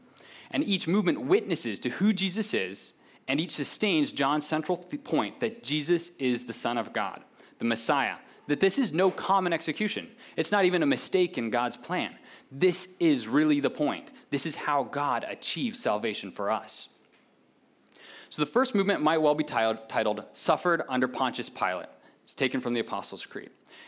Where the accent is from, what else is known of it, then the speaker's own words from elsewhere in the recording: Pakistan; Now, many of you know I was born and raised in Pakistan. My parents were missionaries there.